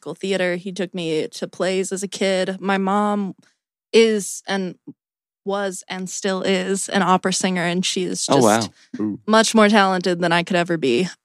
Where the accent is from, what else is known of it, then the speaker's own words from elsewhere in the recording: Columbia, South Carolina, United States; I grew up in Columbia, South Carolina.